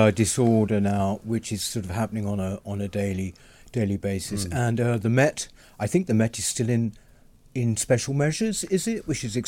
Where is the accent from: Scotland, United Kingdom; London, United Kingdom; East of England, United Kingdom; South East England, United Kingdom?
London, United Kingdom; moved away as an adult; I grew up, born and bred in London. I left it in nearly 2 years ago now. I still work here, but I left it to live.